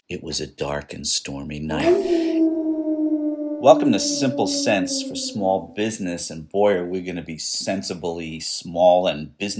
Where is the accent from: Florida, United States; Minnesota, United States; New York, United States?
New York, United States; New York City; Billy and I grew up in New York City.